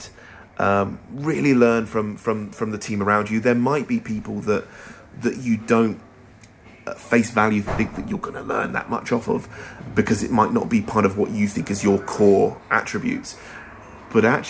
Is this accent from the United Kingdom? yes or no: yes; Hampshire, South East England, United Kingdom; also born or lived in London; now in Southampton, United Kingdom; I'm originally from Hampshire, and so is my wife